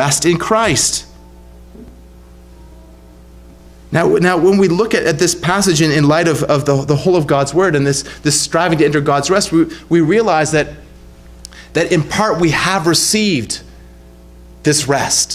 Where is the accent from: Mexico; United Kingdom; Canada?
Canada; Ontario; when I was a kid growing up in Ontario